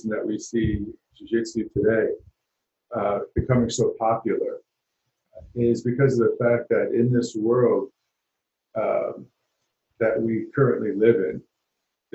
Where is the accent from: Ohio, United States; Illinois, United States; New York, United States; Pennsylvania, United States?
New York, United States; New York City; So I grew up in Harlem when there wasn't an Apple store or a Starbucks on the corner.